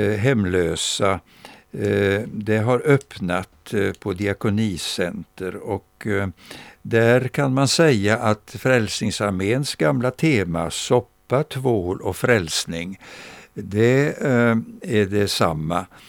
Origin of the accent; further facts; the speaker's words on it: Växjö, Kronoberg County, Sweden; Jag minns min barndom här i Växjö